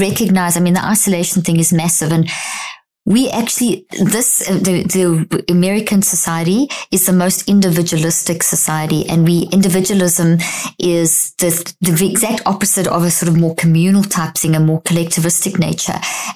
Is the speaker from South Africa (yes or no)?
yes; South Africa; also born or lived in Zimbabwe; I was born in Zimbabwe, grew up in South Africa.